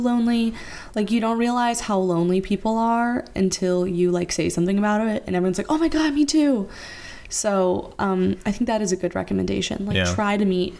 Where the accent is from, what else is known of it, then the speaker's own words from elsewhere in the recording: South Florida, United States; moved away as an adult; now in New York City, United States; We are from Florida, went to college in Florida